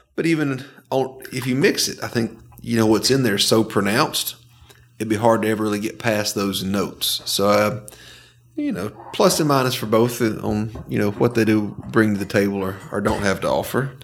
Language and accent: English; Northwest Georgia, United States; growing up in Northwest Georgia